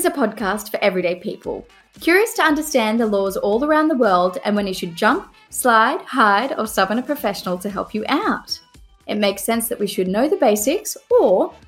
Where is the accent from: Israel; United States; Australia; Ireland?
Australia; now in United Kingdom; I'm an Australian lawyer living in the UK